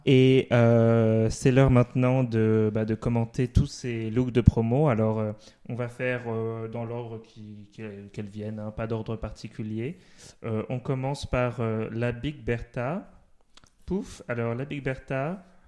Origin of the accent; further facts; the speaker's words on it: Paris, Île-de-France, France; moved away; je suis de Paris, donc mm. c'est un peu les, les, drag queens que j'ai vus quand j'étais un peu plus jeune, j'habitais là-bas